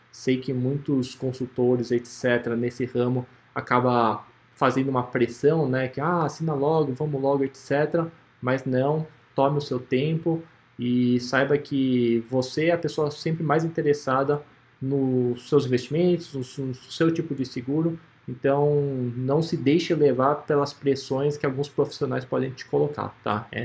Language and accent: Portuguese; São Paulo, Brazil; A Globo, eu sou de São Paulo.